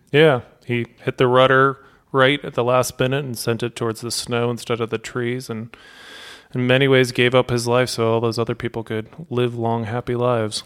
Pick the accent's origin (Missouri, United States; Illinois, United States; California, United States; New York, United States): Missouri, United States; St. Louis; I grew up in Saint Louis